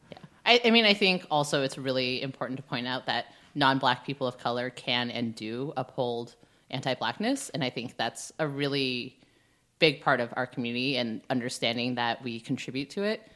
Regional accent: Bay Area, California, United States; I grew up in the Bay Area, so, like, fifty percent of my high school was Asian

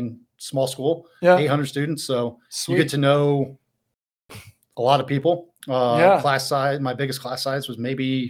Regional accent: La Porte, Indiana, United States; also born or lived in Crawfordsville, Indiana; So I grew up in Northwest Indiana, LaPorte. Uh-huh. My parents still live there. Went to LaPorte High School, played soccer, football, basketball, golf in high school.

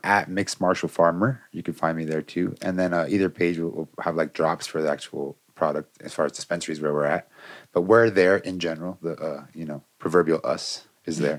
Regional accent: Florida, United States; now in Colorado, United States; I'm from Florida

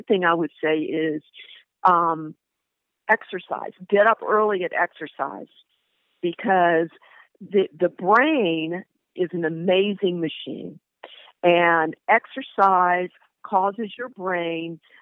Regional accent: the South, United States; I grew up in the South

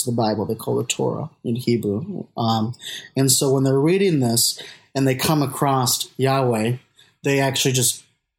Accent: Minneapolis, Minnesota, United States; I'm from Minneapolis, Minnesota, and I'm a grad student at Luther Seminary in St. Paul

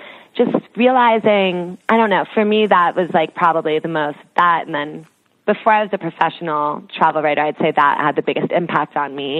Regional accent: outside New York, New Jersey, United States; also born or lived in London; I grew up outside of New York and New Jersey

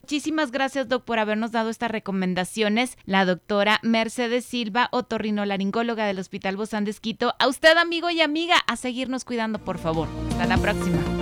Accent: Mexico; Como cultura mexicana

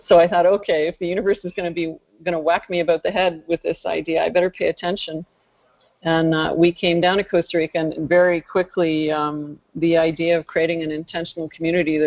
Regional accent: northern Ontario, Canada; I originally hail from northern Canada, actually, northern Ontario to be precise. In fact, I grew up in a pretty rural setting.

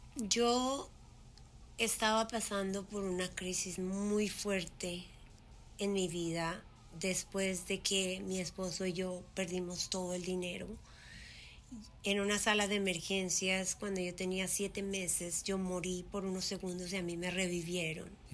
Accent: Colombia; moved away as an adult; also born or lived in Puerto Rico; now in United States; yo crecí y me fui de Colombia muy joven, a los 19 años

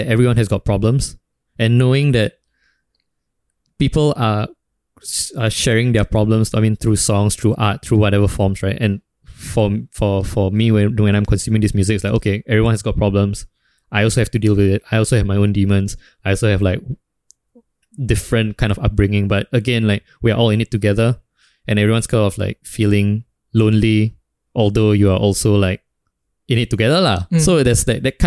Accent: Singapore; I grew up in Singapore, but my dad is in Indonesia, like working

